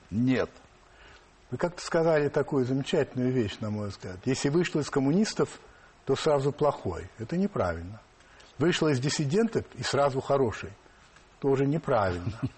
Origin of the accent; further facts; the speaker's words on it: Saint Petersburg, Russia; now in Moscow, Russia; Я всегда петербуржец, но я давно уже москвич.